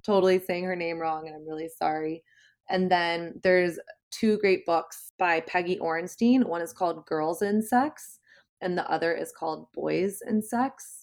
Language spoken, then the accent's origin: English; the South, Southern United States, United States; moved away as an adult; now in New York City, United States; I grew up in Southern Christian culture